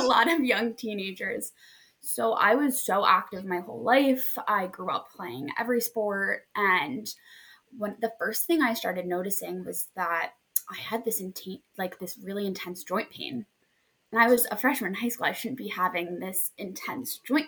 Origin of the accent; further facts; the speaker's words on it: New Jersey, United States; also born or lived in Hoboken; I am from New Jersey and I currently live